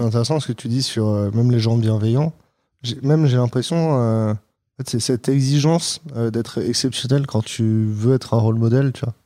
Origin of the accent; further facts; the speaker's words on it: France; je suis français aussi